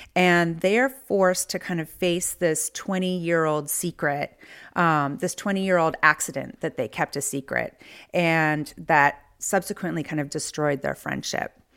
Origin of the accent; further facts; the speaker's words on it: near San Francisco, Bay Area, California, United States; moved away as an adult; also born or lived in Chicago / Los Angeles; now in Philadelphia, United States; I grew up near San Francisco